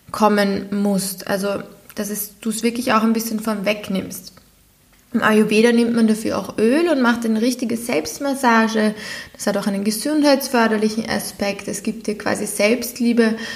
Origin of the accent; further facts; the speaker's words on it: Austria; Wir sind das aber als Europäer und vor allem als Österreicher sehr gewohnt, dass wir das können.